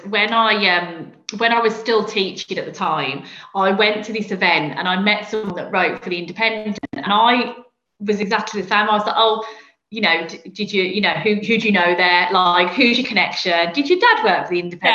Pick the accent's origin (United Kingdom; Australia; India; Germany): United Kingdom; Birmingham, West Midlands; I'm not from London, as you can probably hear from my accent. I'm from Birmingham